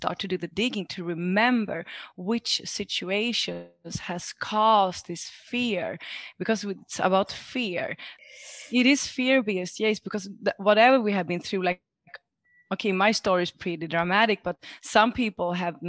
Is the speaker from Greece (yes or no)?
yes; Greece; English is a second language; moved away; also born or lived in Sweden; But I grew up in Sweden. And when I was 5 years old, I moved down to Greece with my mother and father. My father is from Greece and my mother from Sweden. And it was like completely different world to be raised there.